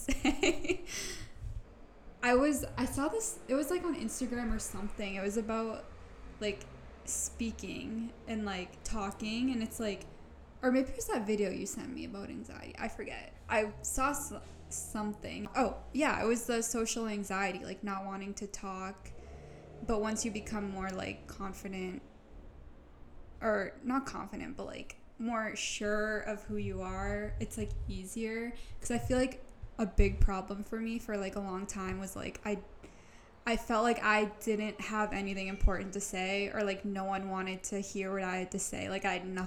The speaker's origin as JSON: {"language": "English", "area": "North Shore", "region": "Massachusetts", "country": "United States", "said": "I am from the North Shore"}